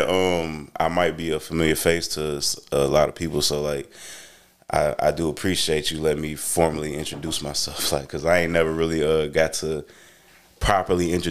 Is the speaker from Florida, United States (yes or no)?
yes; Pensacola, Florida, United States; now in Charlotte, United States; I'm from I'm from Pensacola.